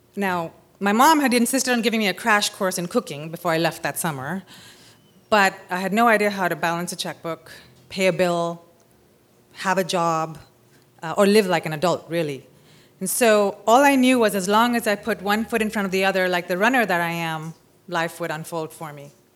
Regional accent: Mumbai, Maharashtra, India; moved away as an adult; also born or lived in California; I'm from Bombay, India

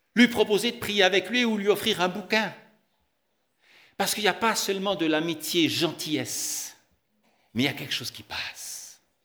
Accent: Tramelan, Bern, Switzerland; Je suis né à Tramelan

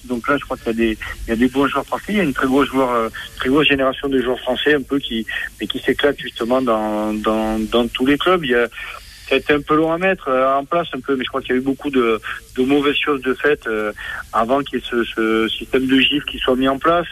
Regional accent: Bordeaux, Nouvelle-Aquitaine, France; je suis né à Bordeaux, j'étais étudiant à Bordeaux. Je, suis canolé, je suis girondin

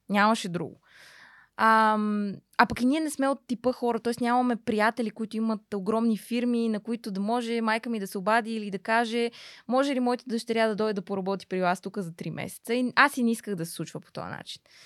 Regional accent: Pernik, Pernik Province, Bulgaria; also born or lived in Radomir; родом съм от Перник, по принцип съм родена в едно по-малко градче до Перник, което се казва Радомир

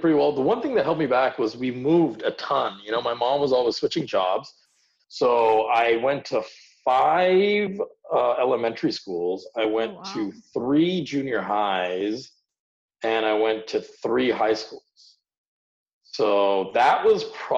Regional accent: United States; born or raised there; English is a second language; also born or lived in India

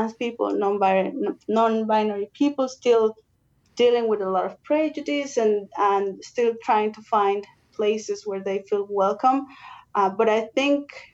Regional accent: Mexico; now in United States; I'm originally from Mexico

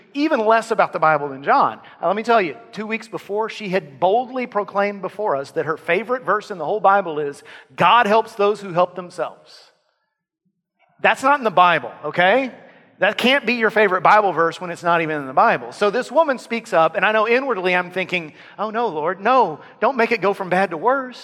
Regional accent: Lavaca County, Texas, United States; In my hometown, in my area, Lavaca County, where I grew up

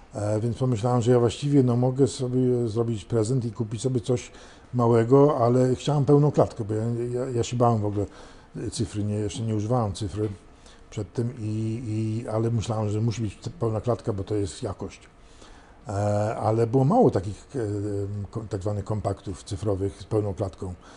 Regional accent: London, United Kingdom; now in Warsaw, Poland; był z Londynu tak jak ja

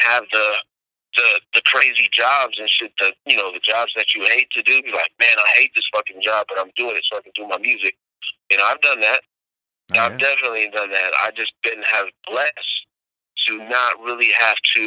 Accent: Berkeley, California, United States; I'm from Berkeley, California.

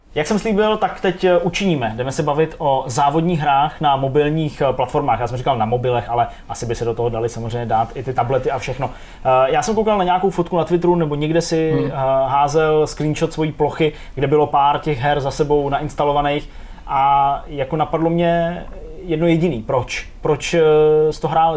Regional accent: Czechia; jsem Čech

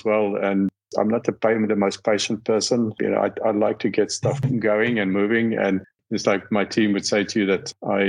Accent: South Africa; moved away; I was born in South Africa

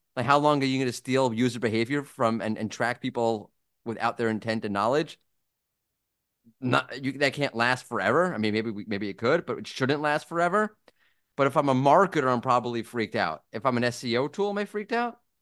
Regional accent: New York, United States; moved away; As a New Yorker

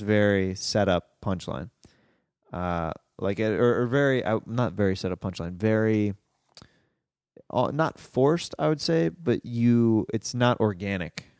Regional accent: Kansas City, Missouri, United States; Kansas City, my hometown

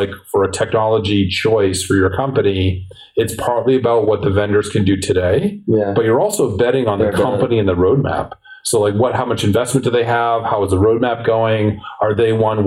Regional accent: Boston, Massachusetts, United States; also born or lived in San Francisco; I'm a Bostonian through and through to the heart, love this city.

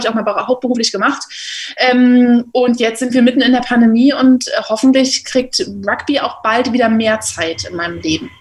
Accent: Berlin, Germany; Ich komme aus Berlin, habe jetzt hier angefangen zu arbeiten und bin sehr glücklich darüber, wieder hier in der Heimat zu sein

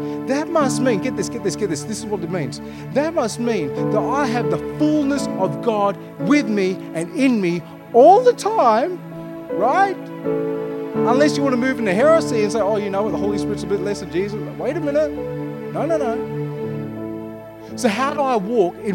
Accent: Armadale, Western Australia, Australia; I'm a sandgroper. I was born here. I grew up in Armidale.

